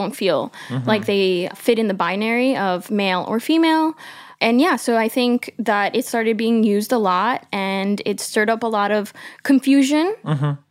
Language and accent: English; New York City, New York, United States; I'm Colombian Peruvian. I grew up in Queens, New York, in a predominantly white neighborhood to immigrant parents.